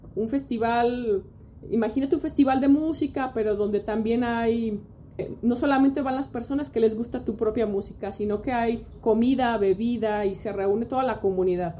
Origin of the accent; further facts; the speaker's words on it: Mexico; nosotros como mexicanos